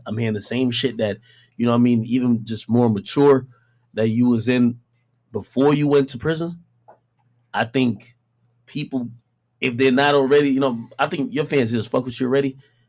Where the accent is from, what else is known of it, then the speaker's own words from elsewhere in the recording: Jamaica; born there; I was born, you know, I was born in Jamaica, and I feel the same way about my mom too.